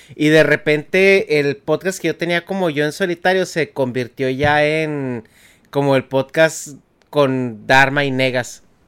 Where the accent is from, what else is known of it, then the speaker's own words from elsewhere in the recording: Chihuahua, Mexico; moved away as an adult; now in United States; Yo también nací así crecí en Chihuahua antes de, venirme a trabajar para acá